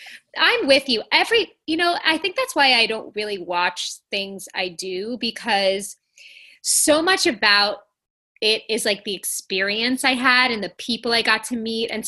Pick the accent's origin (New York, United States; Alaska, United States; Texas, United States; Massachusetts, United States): New York, United States; I grew up in New York